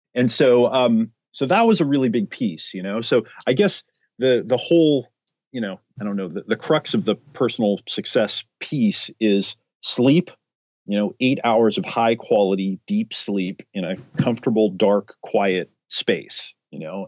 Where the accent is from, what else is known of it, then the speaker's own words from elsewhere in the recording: Oregon, United States; moved away as an adult; also born or lived in San Diego, California; I grew up in Oregon, literally out in the backwoods